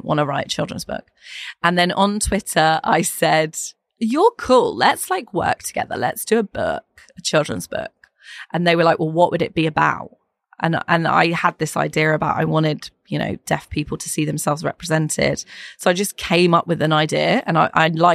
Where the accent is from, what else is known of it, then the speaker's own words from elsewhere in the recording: Ireland; I'm Irish, so we have a huge family